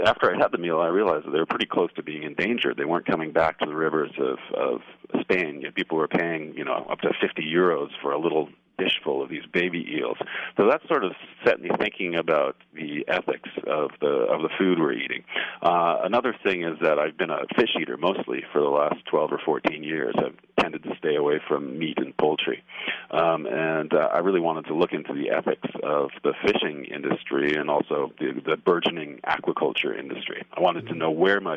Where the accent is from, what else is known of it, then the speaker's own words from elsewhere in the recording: British Columbia, Canada; now in Montreal, Canada; I grew up in British Columbia